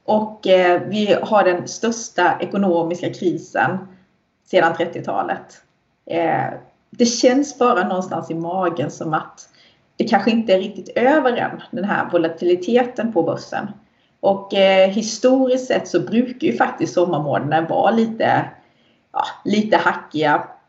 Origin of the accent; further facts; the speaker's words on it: Sweden; Vi svenskar